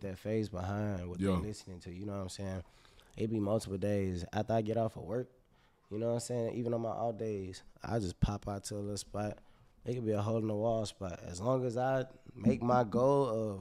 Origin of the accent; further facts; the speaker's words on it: Marksville, Louisiana, United States; I'm from Marksville